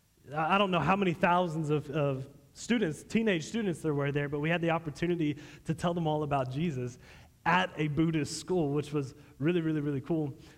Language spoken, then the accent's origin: English; Texas, United States; I'm from Texas